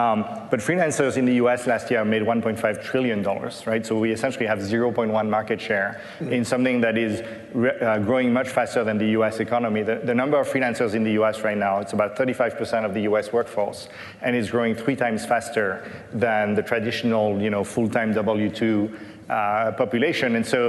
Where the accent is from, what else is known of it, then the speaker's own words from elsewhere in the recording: Paris, Île-de-France, France; English is a second language; I didn't live in Silicon Valley. I grew up in Paris. Learning to code in Paris was not something that was cool or well-known